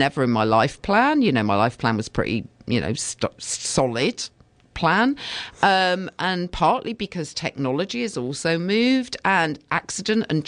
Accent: the Dales, Yorkshire and the Humber, United Kingdom; moved away; my hometown, which is up in the Dales

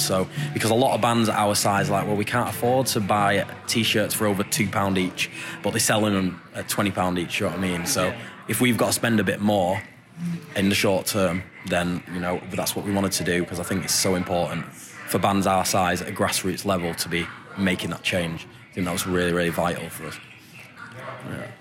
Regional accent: Glossop, East Midlands, United Kingdom; we, like me and …, the lead singer, grew up in this tiny little town called Glossop, which is just outside Manchester

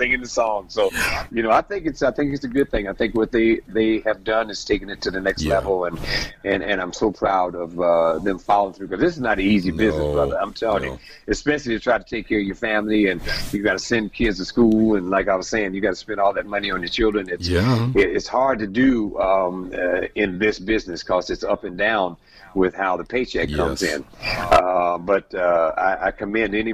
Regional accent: San Francisco, California, United States; I come from San Francisco, and there's three beautiful bridges there

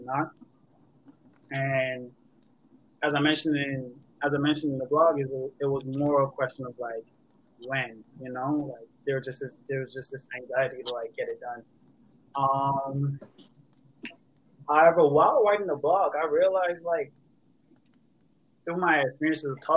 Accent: Bridgetown, Barbados; moved away; I'm from Bridgetown, Barbados

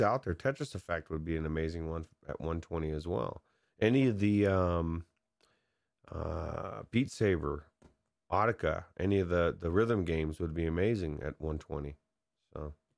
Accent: San Dimas, California, United States; moved away; I grew up in San Dimas

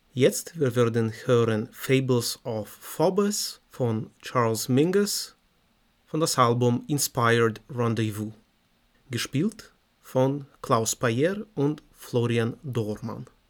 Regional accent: Moldova; German is a second language; moved away; ich komme aus Moldawien

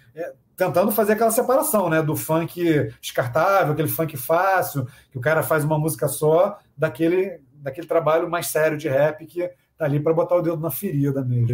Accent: Niterói, Rio de Janeiro, Brazil; also born or lived in São Paulo; a gente não é do Rio, a gente é de Niterói

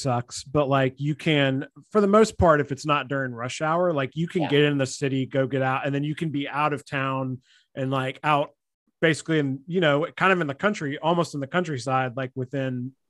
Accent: Mississippi, United States; I moved here from Mississippi.

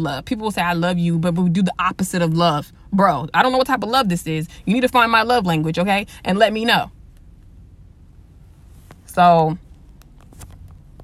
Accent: the West, United States; I'm from the West

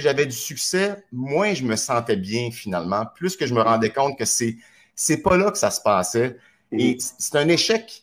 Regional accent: Trois-Rivières, Quebec, Canada; moved away; also born or lived in Montreal; Je suis natif de Trois-Rivières. Je me suis retrouvé à Montréal.

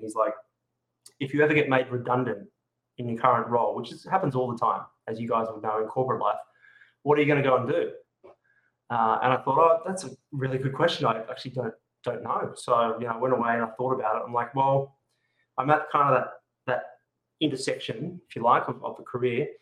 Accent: Adelaide, South Australia, Australia; now in Sydney, Australia; Adelaide's actually my hometown

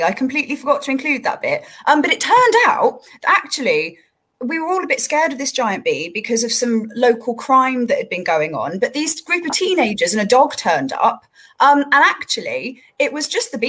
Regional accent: Somerset, South West England, United Kingdom; moved away; my hometown back in Somerset is very close to a little village called Mells

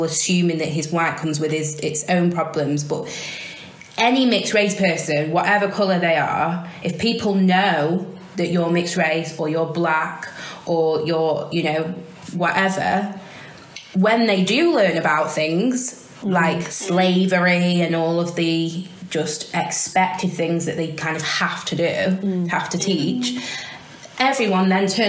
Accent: Sandbach, North West England, United Kingdom; me as a mixed race child growing up in Sandbach with brown skin

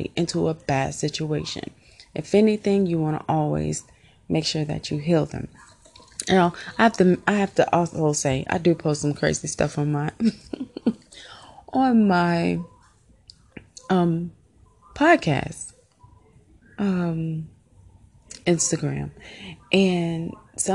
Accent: Illinois, United States; moved away as an adult; also born or lived in Indiana; now in Georgia, United States; So I'm from the Midwest. I was born in Indiana, raised in Illinois, and then we went back to Indiana when I was in high school and I graduated from there

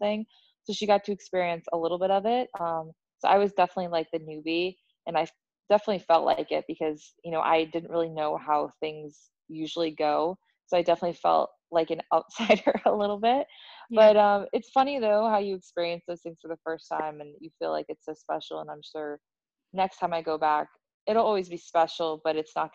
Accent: United States; I'm American

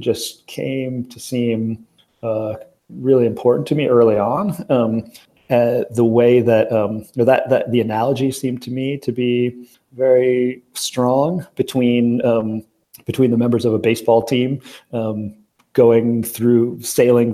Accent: Racine, Wisconsin, United States; I grew up in Wisconsin, and the town that Racine, the city that I'm from

